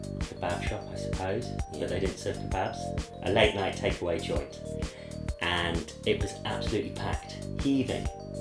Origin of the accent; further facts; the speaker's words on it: England, United Kingdom; I'm English.